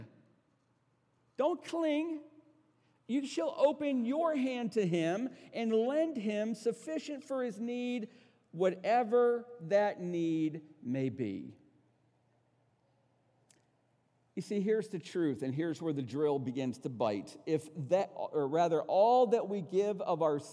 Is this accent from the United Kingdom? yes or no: no; United States; We're American pragmatists